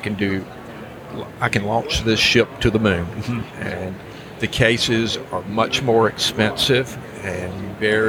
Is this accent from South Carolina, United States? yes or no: yes; Rock Hill, South Carolina, United States; I'm from Rock Hill, South Carolina, northern South Carolina, right below